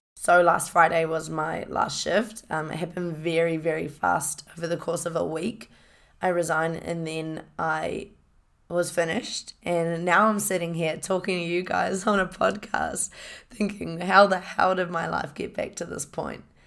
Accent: Hamilton, Waikato, New Zealand; I grew up in a, in a, uh, city called Hamilton, went to Hamilton Girls High School.

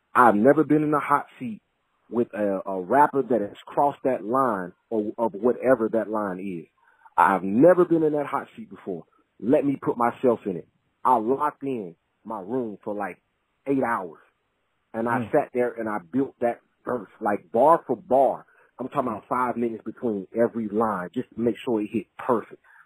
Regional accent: Mississippi, United States; we're both from Mississippi

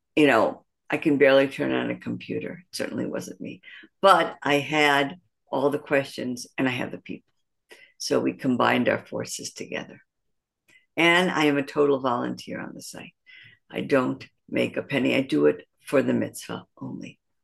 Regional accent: Detroit, Michigan, United States; moved away as an adult; also born or lived in Pittsburgh; now in Jerusalem, Israel; I'm, uh, originally born and raised in Detroit, Michigan

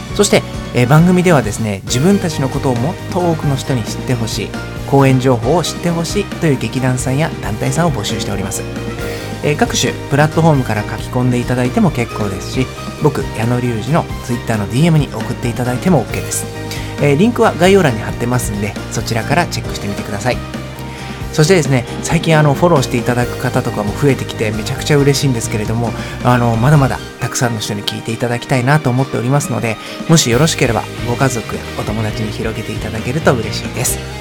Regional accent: Osaka, Japan; 僕も大阪出身なので

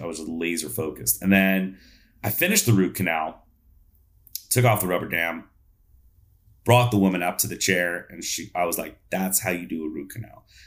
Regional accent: New York, United States; I grew up in New York

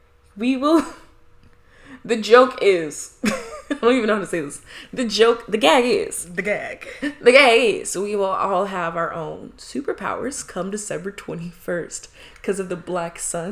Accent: Midwest, United States; moved away; I'm from the Midwest

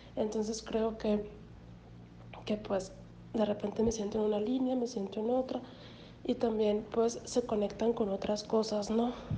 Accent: Hermosillo, Sonora, Mexico; moved away; also born or lived in the north; Pero soy de aquí, soy de Hermosillo, entonces, pero viví mucho tiempo fuera, en el norte

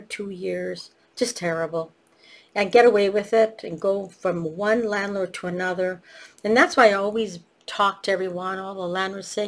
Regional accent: Canada; also born or lived in Italy; I was born in Canada

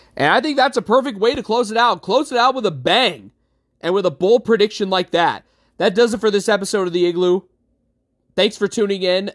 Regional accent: Utica, New York, United States; Utica City F C, uh, professional indoor soccer club in my hometown

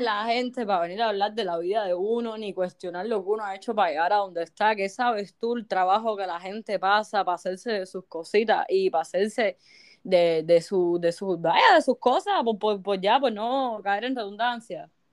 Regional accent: Cuba; moved away; como buen cubano

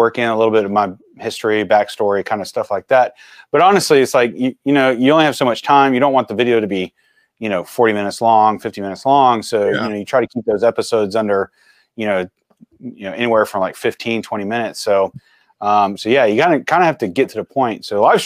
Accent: Tampa, Florida, United States; now in Nashville, United States; I'm a Tampa boy

